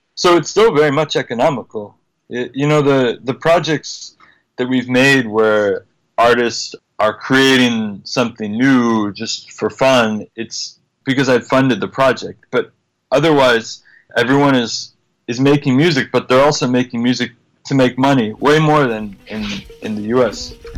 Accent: United States; I'm American

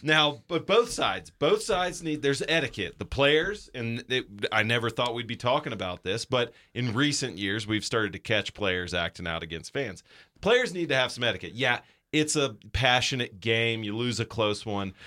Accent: Chattanooga, Tennessee, United States; also born or lived in North Georgia; I grew up there and I grew up going to Mox games

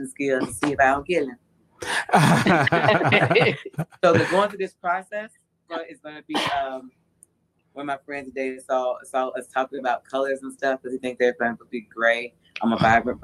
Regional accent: Orlando, Florida, United States; I'm from Orlando

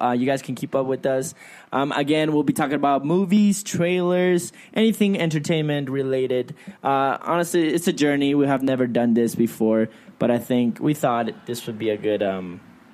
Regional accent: Peru; I'm from Peru.

